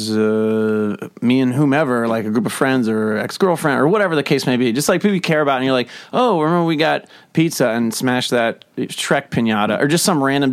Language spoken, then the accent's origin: English; Cincinnati, Ohio, United States; I'm from Cincinnati.